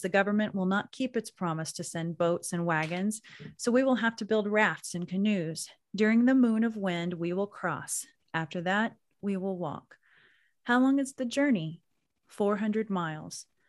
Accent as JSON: {"language": "English", "town": "Anadarko", "region": "Oklahoma", "country": "United States", "tie": "born or raised there", "moved": "yes", "said": "I grew up in Anadarko, Oklahoma"}